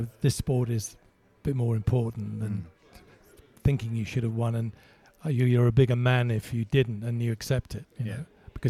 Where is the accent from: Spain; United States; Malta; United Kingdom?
Malta; born there; moved away; So, but I was born in Malta, and so I qualified by birthright, if you like, to represent them in the Commonwealth Games